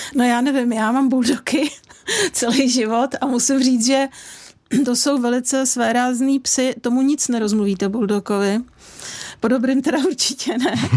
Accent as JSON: {"language": "Czech", "country": "Czechia", "said": "my Češi"}